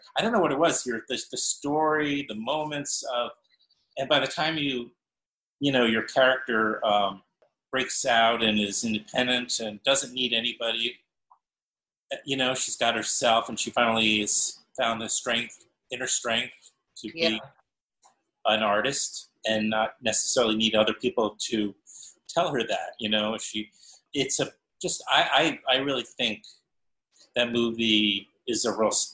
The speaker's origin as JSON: {"language": "English", "region": "New York", "country": "United States", "tie": "born or raised there", "said": "I grew up in New York"}